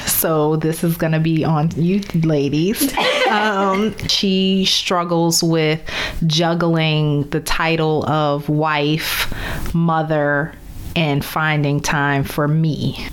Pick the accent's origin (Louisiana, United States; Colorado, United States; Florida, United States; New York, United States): Louisiana, United States; New Orleans; moved away as an adult; also born or lived in Baltimore / Chicago / Dallas; from my hometown of New Orleans to Baltimore, St. Louis, Chicago, Dallas, and now back to New Orleans